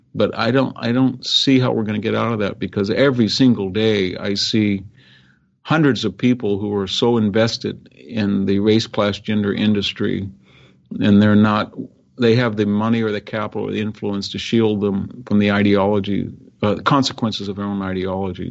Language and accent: English; California, United States; born or raised there